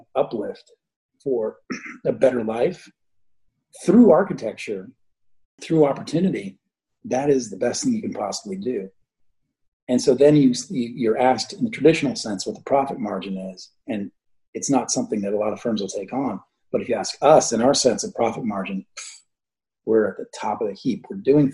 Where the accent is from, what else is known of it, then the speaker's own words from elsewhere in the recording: Midwest, United States; I'm growing up in the Midwest, seeing disaster after disaster, flooding, tornadoes, you name it.